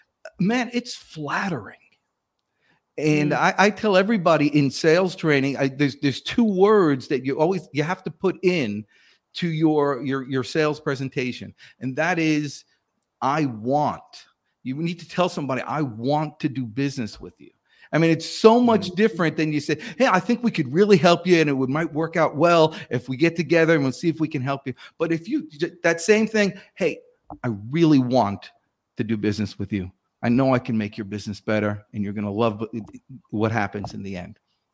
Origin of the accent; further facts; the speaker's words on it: New Jersey, United States; now in Atlanta, United States; I came to Atlanta weekend with a buddy of mine from home. So I came from New Jersey down to Atlanta.